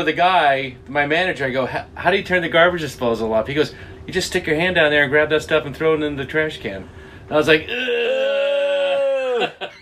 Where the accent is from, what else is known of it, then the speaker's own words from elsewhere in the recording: Akron, Ohio, United States; I grew up in Akron, Ohio